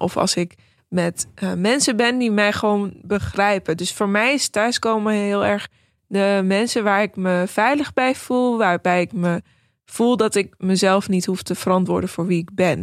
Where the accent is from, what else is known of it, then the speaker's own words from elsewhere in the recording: Netherlands; also born or lived in New York; ik ben Nederlands, maar ook Iraans